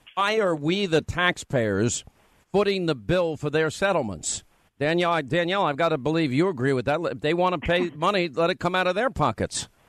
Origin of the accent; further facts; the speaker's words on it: New York, United States; accent: New York; my New York accent is a lot thicker when I'm tired